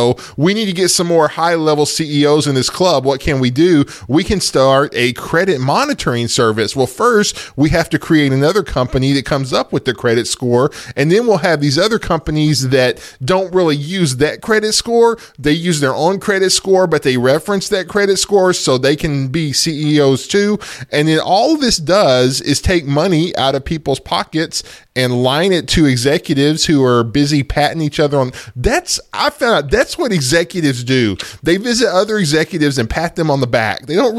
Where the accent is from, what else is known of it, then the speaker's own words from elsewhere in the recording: United States; You know, okay, we're American citizens. So the government has our data. That's just the thing of being an American citizen.